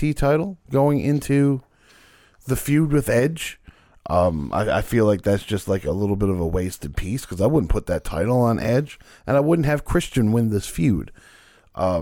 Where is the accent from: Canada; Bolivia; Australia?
Canada; being a Canadian